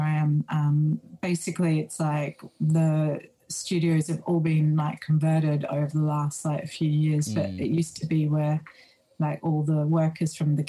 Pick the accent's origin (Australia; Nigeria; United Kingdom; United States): Australia; moved away as an adult; now in Berlin, Germany; I'm being Australian